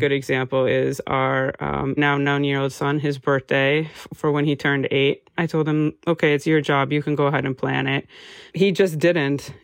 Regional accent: United States; moved away as an adult; now in Amsterdam, Netherlands; I'm an American graphic designer uh, living and working in Amsterdam

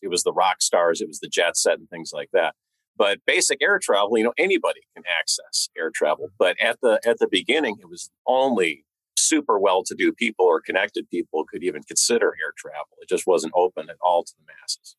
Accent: Northern California, United States; I grew up in Northern California

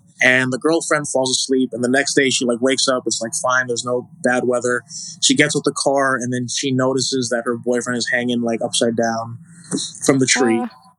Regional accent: Honolulu, Hawaii, United States; moved away; also born or lived in New York; I grew up in this part of town called Salt Lake. It's in Aliamanu, which is, I'd say, like 20 minutes away from like downtown, like Kaimuki side. I grew up there and I left when I was 18 to move to New York.

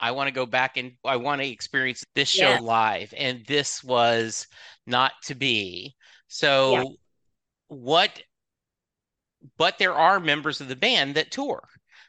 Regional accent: Lake Charles, Louisiana, United States; now in Dallas, United States; But I grew up in Lake Charles, Louisiana.

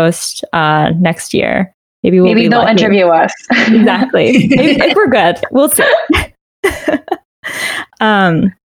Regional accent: Canada; moved away as an adult; also born or lived in Waterloo, Ontario; now in United States; I'm originally from Canada

